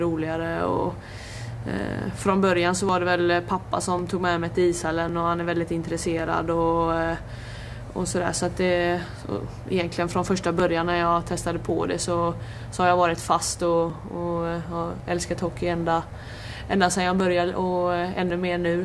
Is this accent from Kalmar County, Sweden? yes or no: no; Hälsö, Västra Götaland, Sweden; jag kommer ju från eh, Hälsö och Öckerö kommun och Hälsö